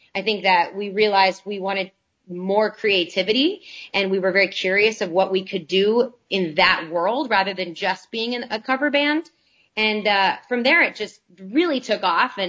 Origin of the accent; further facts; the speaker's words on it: Arlington, Texas, United States; I grew up in Arlington, Texas